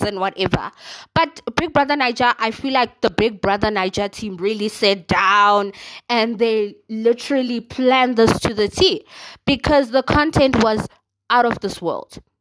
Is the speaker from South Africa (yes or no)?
yes; South Africa; I am South African, okay? Proudly South African